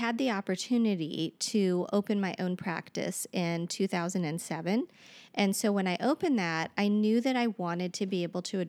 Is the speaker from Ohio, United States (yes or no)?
yes; Cincinnati, Ohio, United States; I came back to Cincinnati in order to work here because I'm originally from Cincinnati.